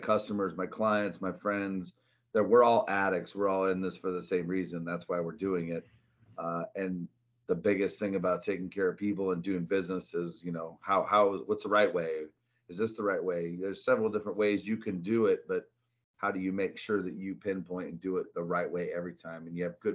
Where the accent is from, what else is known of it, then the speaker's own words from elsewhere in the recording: a small town north of Seattle, Washington, United States; moved away as an adult; also born or lived in Arizona; now in Phoenix, United States; grew up in Seattle, a little small town north of Seattle, Washington